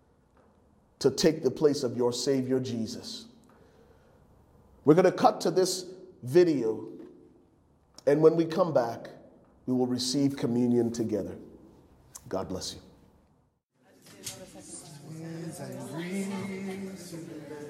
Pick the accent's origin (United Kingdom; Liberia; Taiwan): Liberia; moved away; growing up in Liberia as a young man and having our family devotions on the Sunday mornings.